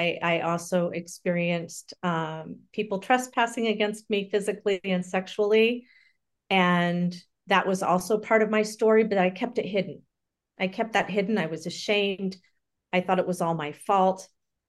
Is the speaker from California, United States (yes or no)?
yes; California, United States; born there; So I was born in Southern California, and my mother died when I was an infant.